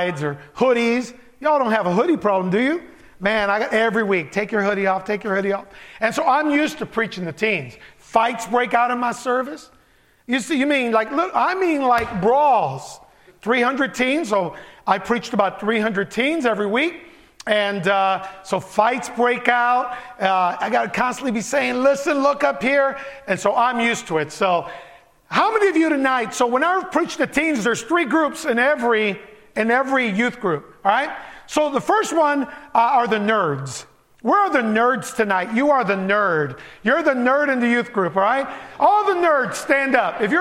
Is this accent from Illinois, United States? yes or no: yes; Chicago, Illinois, United States; born or raised there; first language Spanish; English is a second language; also born or lived in Puerto Rico / Barranquitas, Puerto Rico